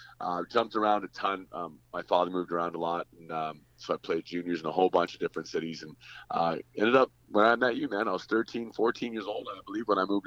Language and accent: English; Western Canada, Canada; I'm Canadian